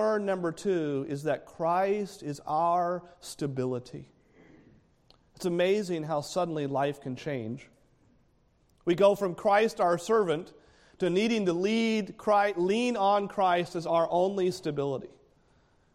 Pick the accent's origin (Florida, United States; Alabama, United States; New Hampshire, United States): New Hampshire, United States; I'm from New Hampshire. We have a mountain that they like to say is the world's worst weather, Mount Washington